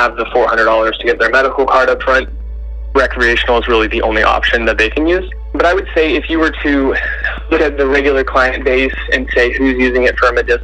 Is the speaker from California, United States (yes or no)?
yes; Humboldt County, California, United States; I grew up in Humboldt County